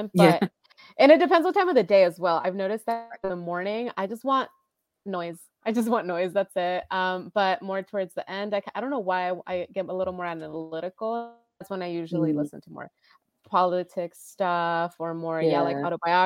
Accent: San Diego, California, United States; I'm from San Diego, and I moved up there for college, and then I moved back.

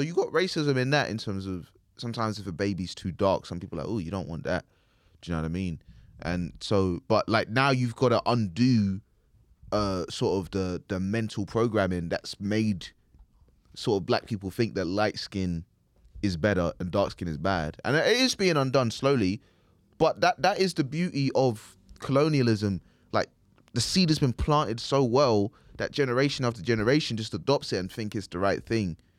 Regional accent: United Kingdom; accent: British; my British accent

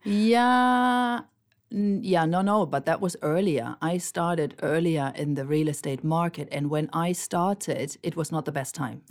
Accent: Germany; moved away as an adult; now in Marbella, Spain; I'm originally from Germany, but I already live in Spain for more than twenty-five years

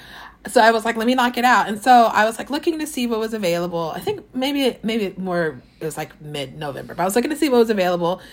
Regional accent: Southeast Texas, United States; I'm from Southeast Texas

